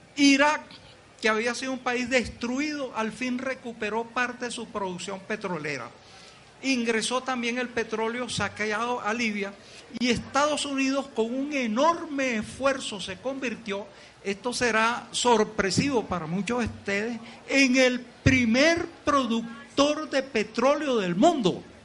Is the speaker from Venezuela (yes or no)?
yes; Venezuela; los venezolanos somos